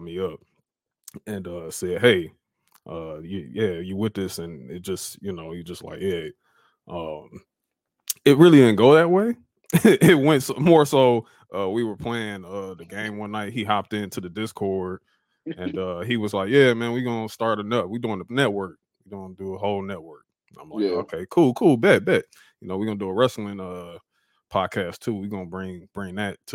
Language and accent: English; Detroit, Michigan, United States; We're both from Detroit. Funny thing, Ant's from the west side. I'm from the east side originally.